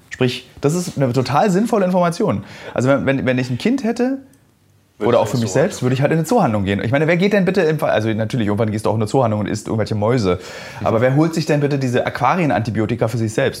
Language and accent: German; Berlin, Germany; ich habe in meinen 38 äh, Jahren als Berliner